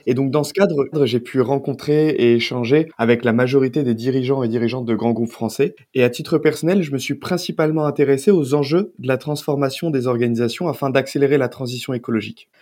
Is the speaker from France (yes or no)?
yes; south of France, France; moved away; je suis originaire du sud de la France